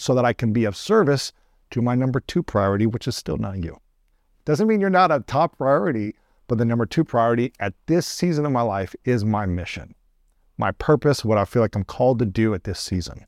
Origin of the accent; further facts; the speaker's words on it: Ohio, United States; I grew up in Ohio